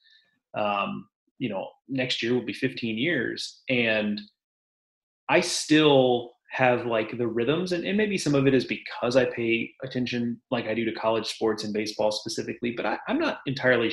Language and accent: English; Houston, Texas, United States; growing up in Houston